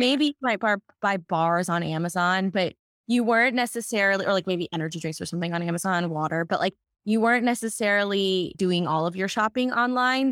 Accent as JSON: {"language": "English", "region": "Texas", "country": "United States", "tie": "born or raised there", "moved": "yes", "lives_now": "Los Angeles, United States", "said": "growing up in Texas and now being in Los Angeles"}